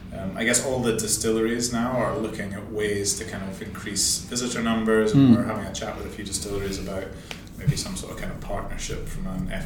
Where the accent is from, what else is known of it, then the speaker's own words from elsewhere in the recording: Aberdeen, Scotland, United Kingdom; So I'm from Aberdeen. So I grew up from Aberdeen.